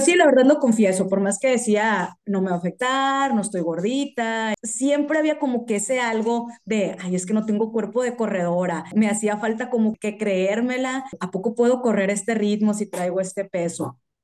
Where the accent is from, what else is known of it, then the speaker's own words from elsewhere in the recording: Mexico; nosotros como mexicanos íbamos a ir